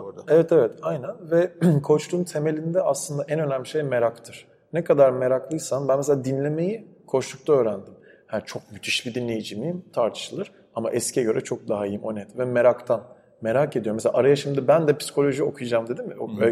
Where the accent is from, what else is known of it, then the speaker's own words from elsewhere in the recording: İzmir, Turkey; İzmir'de büyüdüm ben.